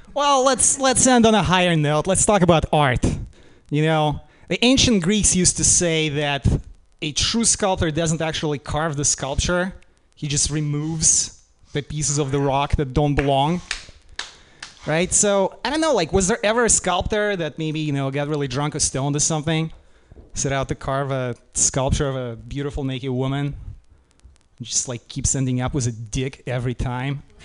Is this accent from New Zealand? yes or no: no; Russia; moved away; I'm from Russia, we didn't have like participation ribbons